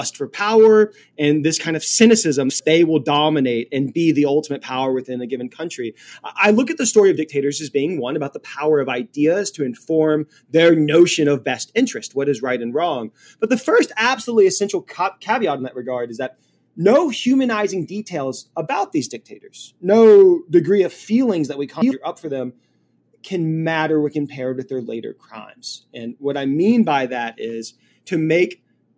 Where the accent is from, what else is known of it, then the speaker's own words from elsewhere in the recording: Louisiana, United States; now in New Hampshire, United States; I am from Louisiana